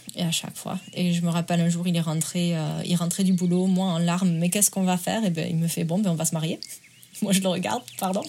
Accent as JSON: {"language": "French", "country": "France", "accent": "accent chantant du sud de la France", "moved": "yes", "lives_now": "Asheville, United States", "said": "je suis en Caroline du Nord. Et je viens des Pyrénées, en France."}